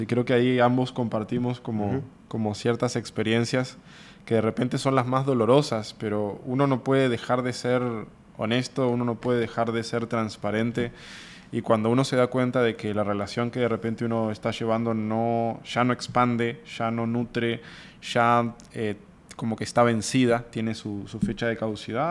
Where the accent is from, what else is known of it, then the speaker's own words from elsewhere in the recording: San José de Mayo, San José, Uruguay; moved away as an adult; also born or lived in Montevideo, Uruguay; now in Monterrey, Mexico; yo soy, por ejemplo, de San José, una ciudad de 50 mil habitantes